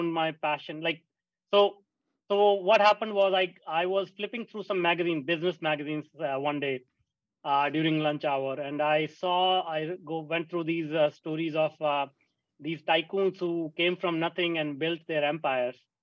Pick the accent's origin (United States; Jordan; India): India; moved away; I grew up in India, a small town in India